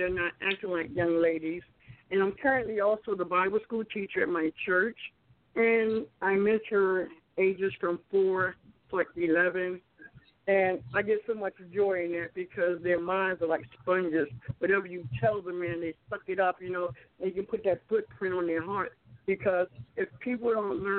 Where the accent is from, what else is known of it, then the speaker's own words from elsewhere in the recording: Baltimore, Maryland, United States; now in Alabama, United States; I'm originally from Baltimore, Maryland